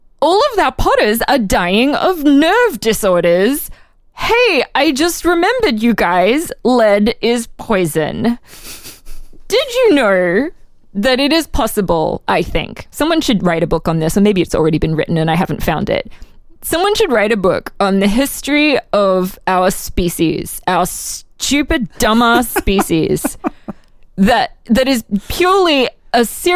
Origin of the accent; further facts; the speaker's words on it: Brisbane, Queensland, Australia; moved away as an adult; now in Philadelphia, United States; I'm from Australia